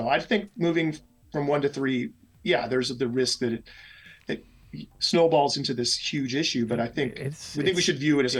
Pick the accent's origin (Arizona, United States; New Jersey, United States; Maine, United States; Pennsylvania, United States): Arizona, United States; Mesa; I'm from Mesa, Arizona.